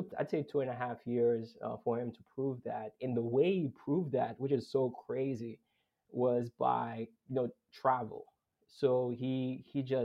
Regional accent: Boston, Massachusetts, United States; I grew up in Boston

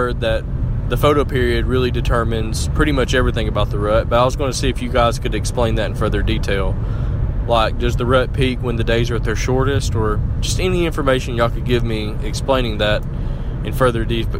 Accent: Alabama, United States; I'm from Alabama

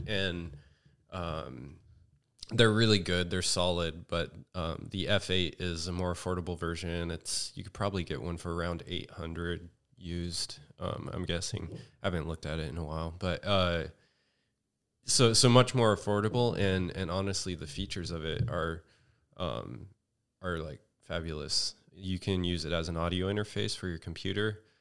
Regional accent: Redding, California, United States; now in Los Angeles, United States; I'm from Northern California.

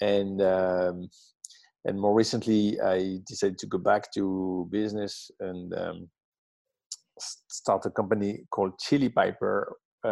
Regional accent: southern France, France; English is a second language; moved away as an adult; also born or lived in Paris; now in Brooklyn, United States; I'm French. I grew up in the south of France.

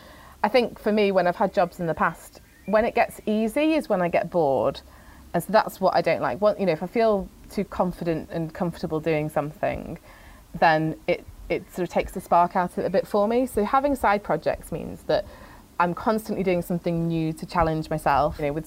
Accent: Philippines; born there; My second fact is that I was born in the Philippines.

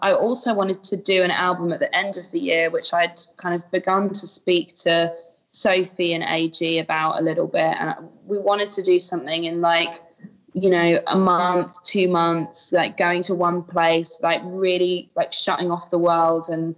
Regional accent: United Kingdom; I'm a Brit

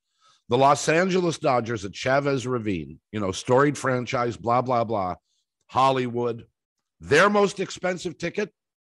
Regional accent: Canada; We grew up in Canada where there was no Major League Baseball team.

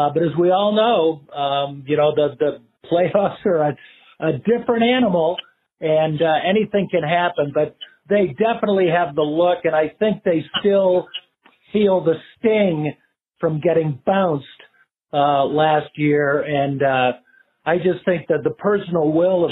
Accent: Chicago, Illinois, United States; now in Denver, United States; growing up in Chicago

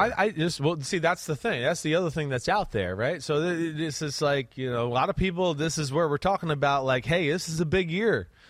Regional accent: New Jersey, United States; now in Connecticut, United States; where I grew up in Jersey

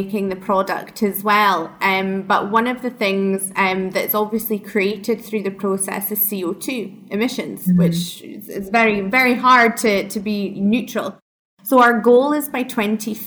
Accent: Speyside, Scottish Highlands, Scotland, United Kingdom; accent: Scottish; moved away; I'm from Speyside, worked at the distillery

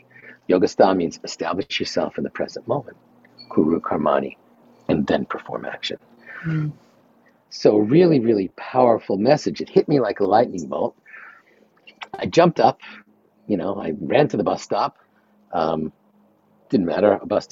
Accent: New York, United States; I'm from New York.

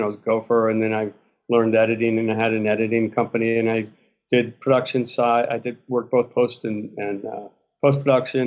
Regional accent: Westport, Connecticut, United States; moved away as an adult; also born or lived in Steamboat Springs, Colorado; where I grew up in Westport, Connecticut.

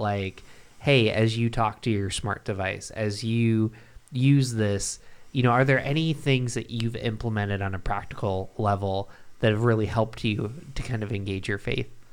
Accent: Binghamton, New York, United States; I grew up in Binghamton, New York

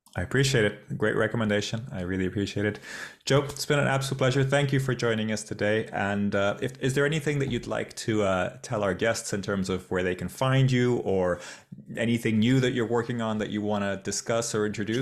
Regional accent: Portugal; moved away; Portugal, my, my home country.

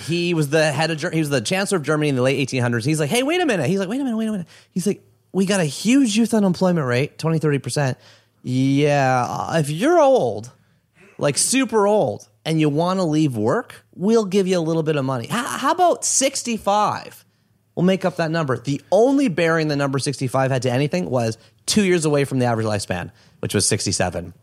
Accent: Oshawa, Ontario, Canada; also born or lived in Toronto; I was from Oshawa. That's where I'm from. So I'm from a small town.

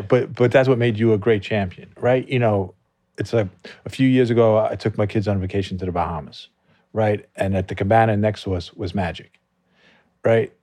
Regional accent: Merrick, New York, United States; I grew up in Long Island

